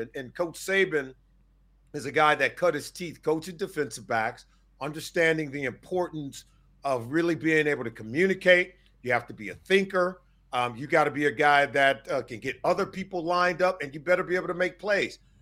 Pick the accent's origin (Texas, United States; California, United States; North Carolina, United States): California, United States; Compton; also born or lived in Riverside, California; I grew up in Compton, California. Went to high school out in Riverside, Cal.